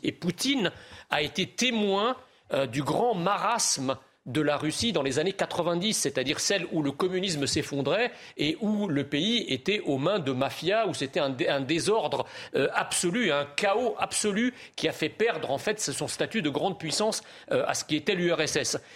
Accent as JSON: {"language": "French", "country": "France", "said": "en tant que Français"}